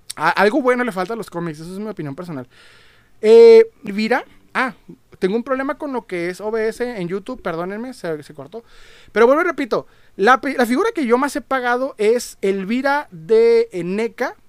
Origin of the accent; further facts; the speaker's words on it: Ciudad Juárez, Chihuahua, Mexico; soy de Juárez